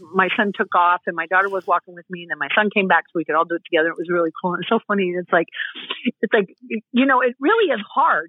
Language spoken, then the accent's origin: English; Colorado, United States; moved away as an adult; I grew up in Colorado and moved this year.